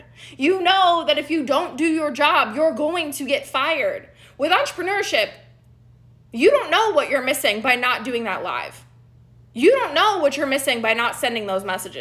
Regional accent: Dallas, Texas, United States; I'm from Dallas, Texas

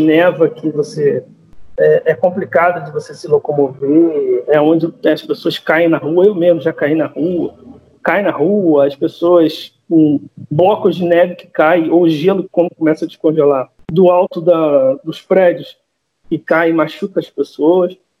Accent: Brazil; now in Catalonia, Spain; nós que somos brasileiros

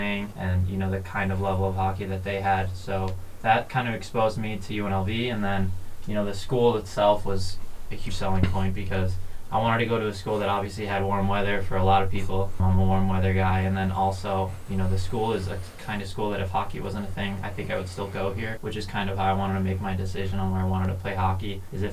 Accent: Geneseo, New York, United States; born or raised there; also born or lived in Miami, Florida

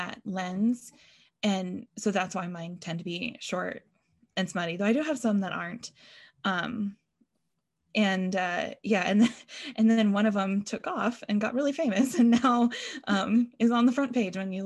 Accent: New England, United States; I grew up in New England

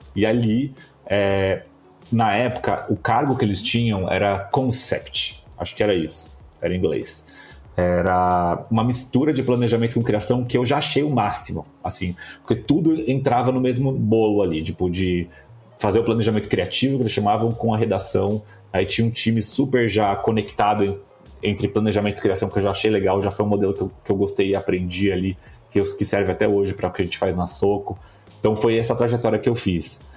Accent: Bauru, São Paulo, Brazil; moved away; Eu sou de Bauru, no interior de São Paulo. É... e quando eu, eu, morava em Bauru

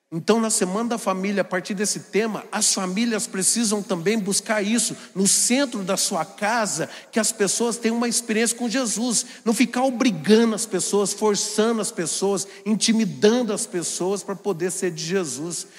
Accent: Jacareí, São Paulo, Brazil; sou de Jacareí, uma cidade muito grande do Vale do Paraíba

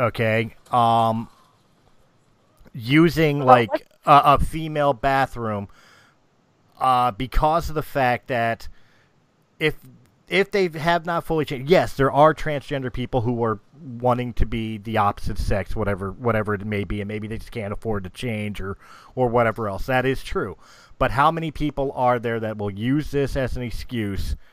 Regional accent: Philadelphia, Pennsylvania, United States; I'm from Philadelphia

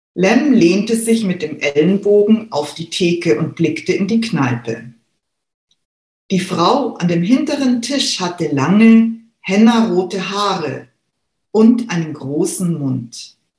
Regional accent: Munich, Bavaria, Germany; Ich selber bin geborene Münchnerin, besser gesagt Giesingerin

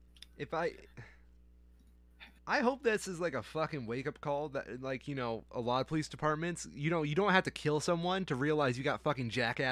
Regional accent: Barry County, Michigan, United States; I'm from Barry County, too

